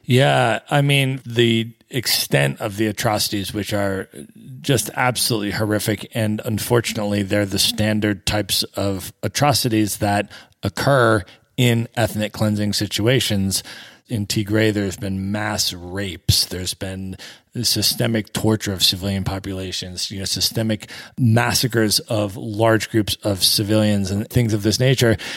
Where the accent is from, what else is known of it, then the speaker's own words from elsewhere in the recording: United States; as an American